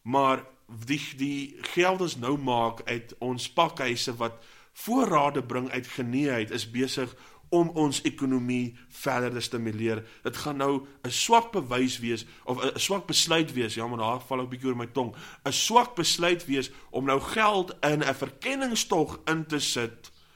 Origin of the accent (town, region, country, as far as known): South Africa